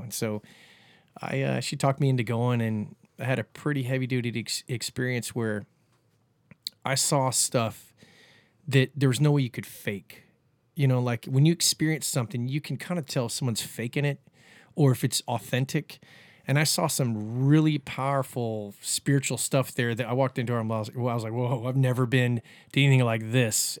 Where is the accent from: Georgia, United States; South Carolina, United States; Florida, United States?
Florida, United States; Cocoa Beach; also born or lived in Cape Canaveral, Florida / Kauai, Hawaii; moved back to Cocoa Beach when I was probably about ten and, um, lived there for another twenty years, went to Cocoa Beach High School